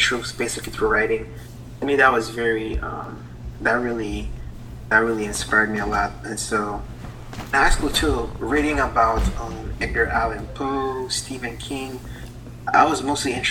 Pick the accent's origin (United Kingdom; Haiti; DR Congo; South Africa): Haiti; English is a second language; now in United States; I was born from an island called Haiti, which is from the coast of Florida. And that was about 33 years ago. And that's why I have this accent now